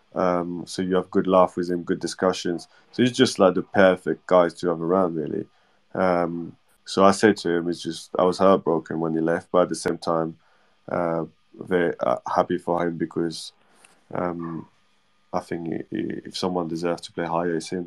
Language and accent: English; Normandy, France; English is a second language; now in Bournemouth, United Kingdom; I'm like from Normandy